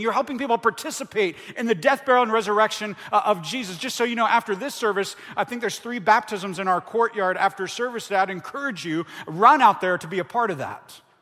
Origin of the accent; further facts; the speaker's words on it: Ohio, United States; moved away as an adult; now in Tucson, United States; I'm from Ohio